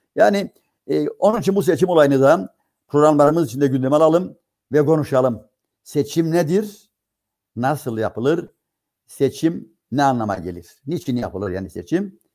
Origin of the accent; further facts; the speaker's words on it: Cyprus; bizim Kıbrıslılar